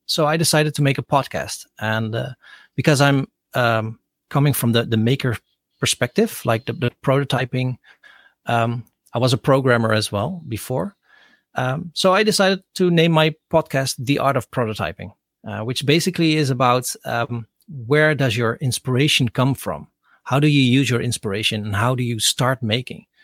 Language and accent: English; Rotterdam, South Holland, Netherlands; English is a second language; I grew up in Rotterdam